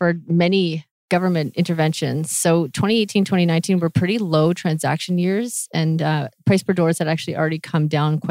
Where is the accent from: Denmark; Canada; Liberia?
Canada; Vancouver, British Columbia; also born or lived in Michigan; I'm born and bred in Vancouver.